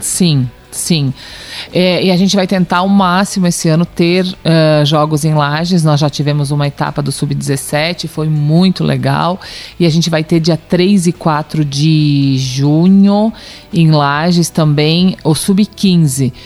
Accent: Lages, Santa Catarina, Brazil; Nós somos de Lages

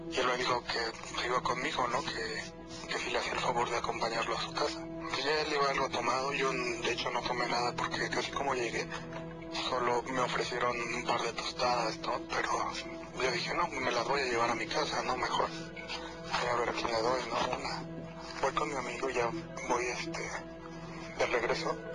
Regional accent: Nezahualcóyotl, State of Mexico, Mexico; yo soy de, de Ciudad Neza

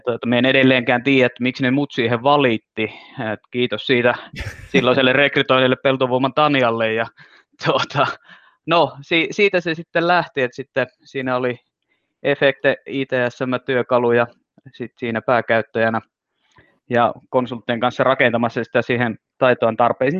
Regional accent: Finland; Mä oon suomenruotsalainen, joka ei puhu ruotsia

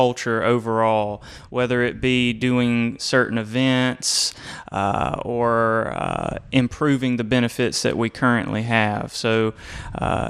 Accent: Georgia, United States; also born or lived in Americus, Georgia; I'm a 478 kind of guy, area code

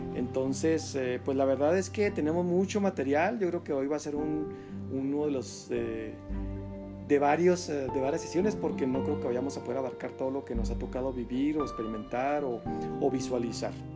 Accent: Mexico; aquí a a nuestro México

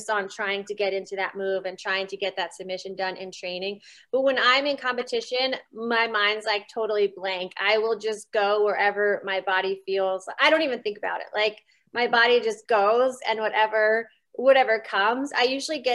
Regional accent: small town outside Reading, Pennsylvania, United States; moved away; originally I'm from Pennsylvania. It's Reading. It's like an hour and 15 minutes outside of Philly. Mm-hmm. But like I grew up in a small town outside of there.

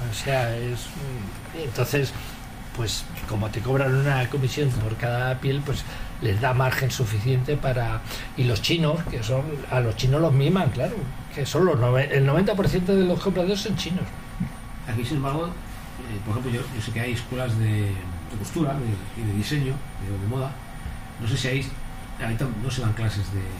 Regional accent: Spain; Yo creo que hoy por hoy soy el único español que está acreditado en todas las eh, subastas internacionales de pieles como broker.

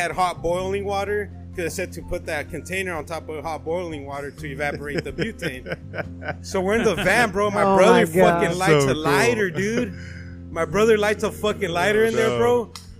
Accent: California, United States; we grew up in Cali

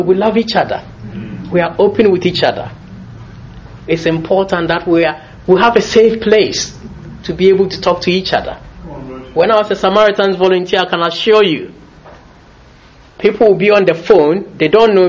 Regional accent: Ghana; moved away as an adult; now in United Kingdom; I was born in Britain, raised in Ghana, but I got to Britain

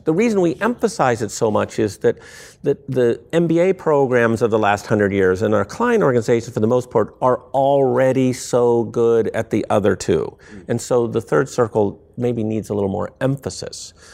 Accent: small town near Akron, Ohio, United States; moved away; I grew up in this little town where no one was expected to reach escape velocity, velocity, right? Um, and, you know, everything was pointed towards, you know, in my hometown, you should go to Akron University, you should work for the tire companies

